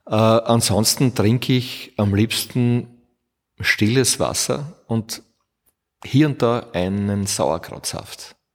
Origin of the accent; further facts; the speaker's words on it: Burgenland, Austria; also born or lived in Vorau, Austria; Ich bin geboren in der Steiermark, in Vorau, weil äh, mein Vater, ein Steirer, unbedingt wollte, dass ein Kind wenigstens in der Steiermark geboren ist. Ich war der, der Jüngste. Und habe damals gewohnt im südlichen Burgenland